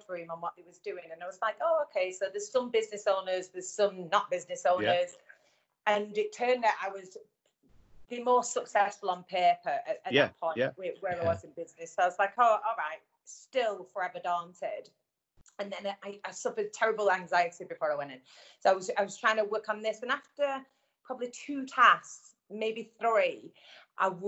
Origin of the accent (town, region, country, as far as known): the North of England, United Kingdom; accent: Northern